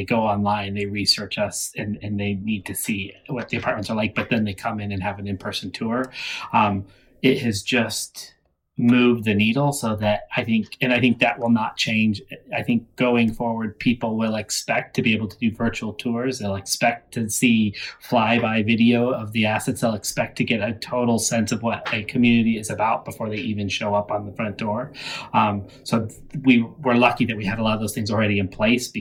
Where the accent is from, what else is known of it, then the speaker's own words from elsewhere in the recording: United States; I'm an American